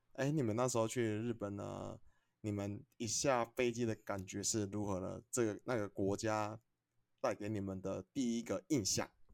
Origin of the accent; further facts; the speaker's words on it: Taiwan; 我们台湾这边